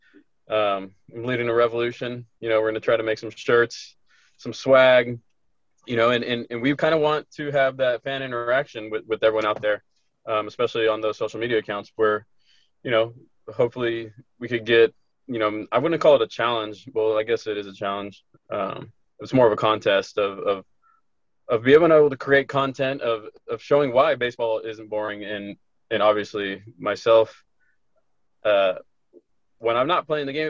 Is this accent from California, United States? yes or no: yes; Corona, California, United States; born and raised in Corona, California